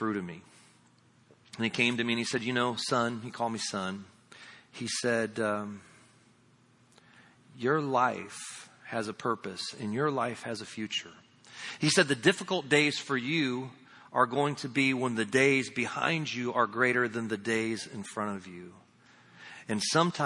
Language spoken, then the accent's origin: English; Indiana, United States; moved away; also born or lived in Lakeland, Florida; I'm from Indiana